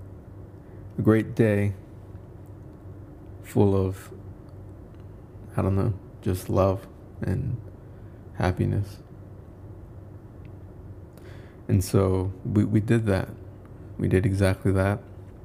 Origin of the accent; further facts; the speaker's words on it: Indaparapeo, Michoacán, Mexico; moved away; my hometown in Michoacán, Indaparapeo, Michoacán.